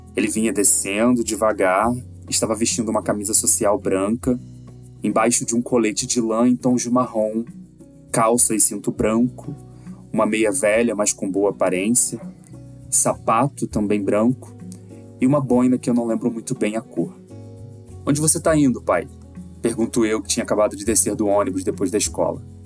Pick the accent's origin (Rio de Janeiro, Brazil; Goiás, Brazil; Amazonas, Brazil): Rio de Janeiro, Brazil; Nova Friburgo; aqui de Friburgo, a cidade onde eu nasci